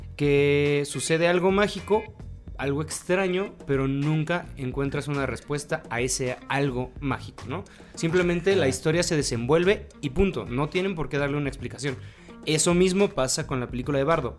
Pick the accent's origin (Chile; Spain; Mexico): Mexico; siendo mexicano